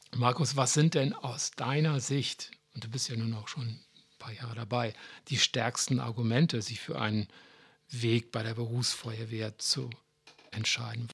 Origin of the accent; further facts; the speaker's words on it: Hamburg, Germany; als Hamburger